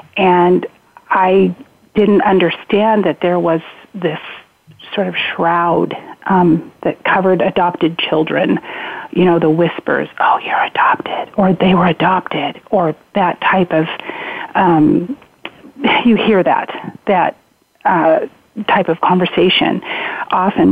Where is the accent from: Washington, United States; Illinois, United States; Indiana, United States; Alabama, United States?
Washington, United States; Spokane; I was raised in Spokane, Washington